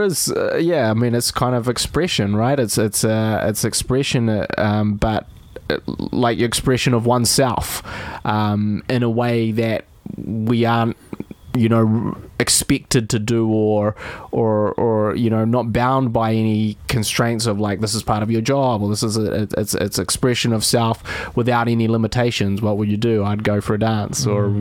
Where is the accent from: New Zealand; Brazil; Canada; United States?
New Zealand; Dunedin, Otago; moved away as an adult; also born or lived in London; I was a guy from Dunedin. but I, I went from the smallest city to the biggest city